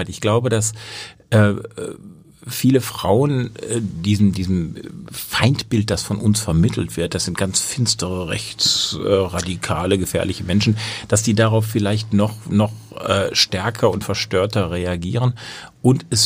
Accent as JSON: {"language": "German", "region": "Baden-Württemberg", "country": "Germany", "said": "Naja, also ich komme aus Baden-Württemberg, da haben wir einen grünen"}